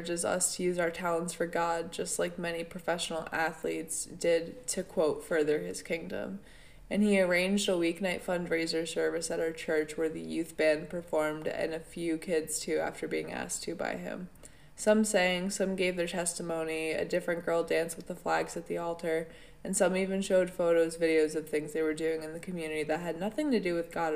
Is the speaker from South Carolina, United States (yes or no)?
no; upstate New York, United States; I've lived in upstate New York my entire life, and in my hometown